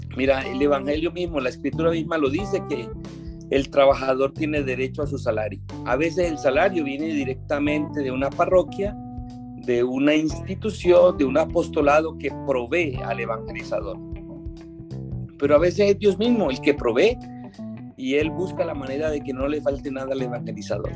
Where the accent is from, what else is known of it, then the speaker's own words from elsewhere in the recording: Colombian Atlantic coast, near Panama, Caribbean coast, Colombia; moved away; yo nada más viví en mi parroquia, en mi pueblito colombiano, allá en la costa atlántica, cerca de Panamá